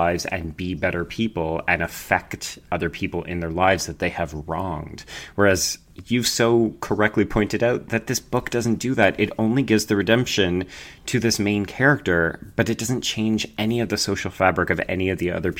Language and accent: English; Calgary, Alberta, Canada; I grew up in Calgary, which is a fairly big city out west.